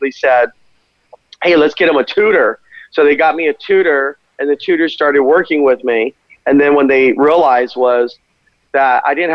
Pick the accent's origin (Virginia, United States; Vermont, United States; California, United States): California, United States; Glendale; I grew up in Glendale, California